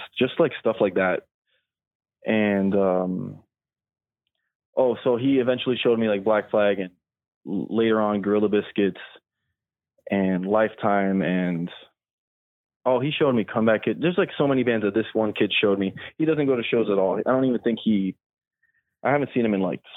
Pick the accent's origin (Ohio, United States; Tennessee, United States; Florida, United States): Florida, United States; Miami; I'm from Miami